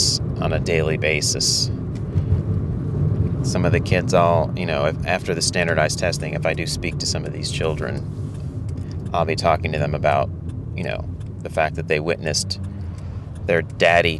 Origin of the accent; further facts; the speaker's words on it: United States; a middle-class person like myself growing up in the United States